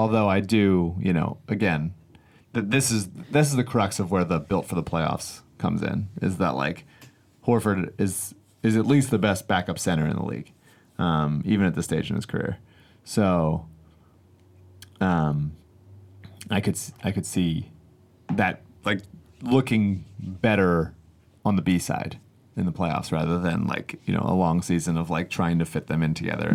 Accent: Philadelphia, Pennsylvania, United States; as a young child growing up in Philadelphia

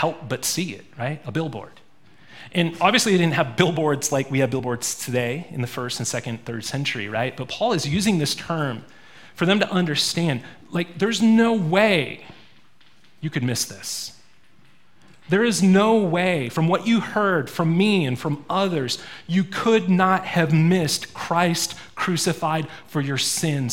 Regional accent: Maine, United States; also born or lived in Springfield, Missouri; now in Montana, United States; I didn't grow up in Montana. I grew up in Maine.

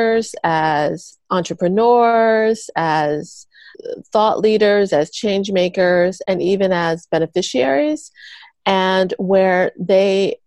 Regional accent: Philadelphia, Pennsylvania, United States; moved away as an adult; also born or lived in Asia; I'm from Philadelphia originally. And I was living in Asia. I've been there for a bit over a decade

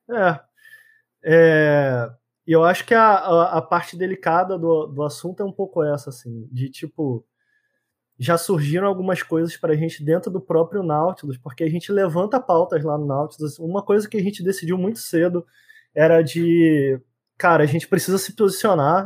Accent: Brazil; de onde eu vim, galera da favela

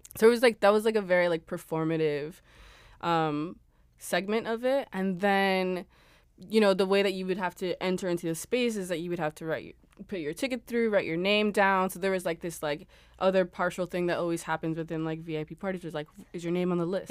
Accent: Los Angeles, California, United States; moved away as an adult; also born or lived in Berlin; I was born in Los Angeles. Uh, I also went to school out there

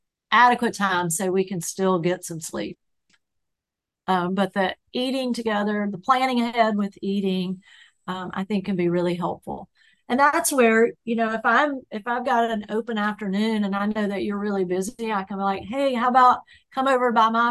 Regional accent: the South, United States; I'm from the South

